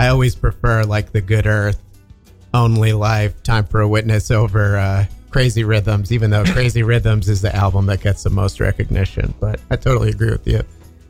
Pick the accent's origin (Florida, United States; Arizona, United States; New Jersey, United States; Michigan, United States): New Jersey, United States; I'm from New Jersey.